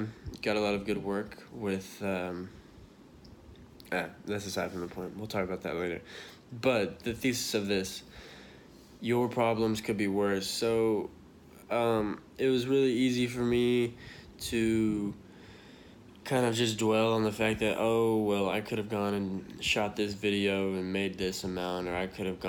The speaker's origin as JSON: {"language": "English", "town": "Dallas", "region": "Texas", "country": "United States", "lives_now": "Austin, United States", "said": "I'm from, for those of you that know me, I'm from Dallas"}